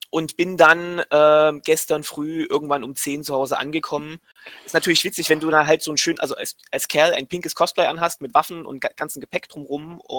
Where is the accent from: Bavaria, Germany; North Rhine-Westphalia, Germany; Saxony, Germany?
Saxony, Germany; Leipzig